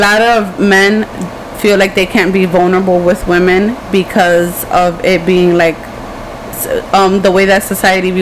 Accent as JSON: {"language": "English", "town": "New York City", "region": "New York", "country": "United States", "also_born_or_lived": "Philadelphia, Pennsylvania", "said": "I'm from the Bronx"}